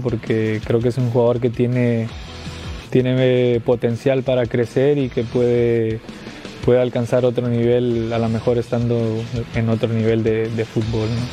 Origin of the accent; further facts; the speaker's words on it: Mexico; soy mexicano